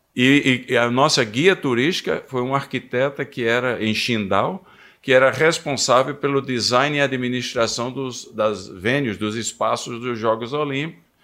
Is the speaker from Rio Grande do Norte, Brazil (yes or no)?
yes; Seridó backlands, Rio Grande do Norte, Brazil; moved away as an adult; also born or lived in California, United States; eu nasci no Rio Grande do Norte, no, no sertão do Seridó. Então, ah, humanamente falando, não havia muita perspectiva. Família é simples e um lugar simplíssimo.